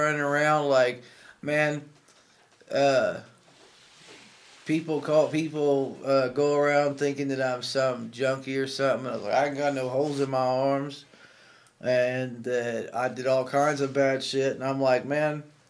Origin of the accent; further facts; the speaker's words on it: Centerville, United States; I grew up over in Centerville